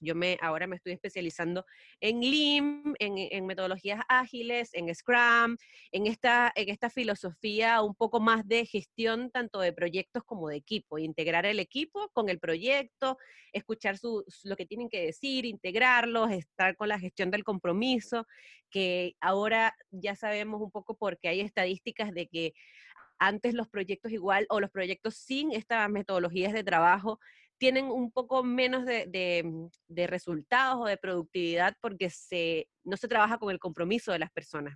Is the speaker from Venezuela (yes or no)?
yes; Venezuela; moved away as an adult; now in Chile; yo soy venezolana em, y estoy aquí en Chile desde hace cuatro años